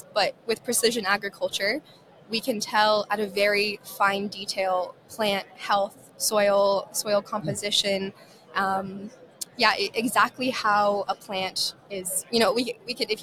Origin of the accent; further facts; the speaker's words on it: Reno, Nevada, United States; also born or lived in Ireland; I'm originally from Reno, Nevada